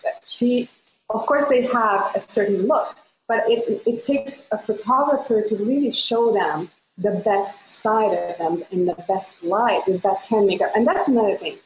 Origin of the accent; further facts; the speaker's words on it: Budapest, Hungary; now in Costa Mesa, United States; I am from Budapest, Hungary, but live in Costa Mesa, California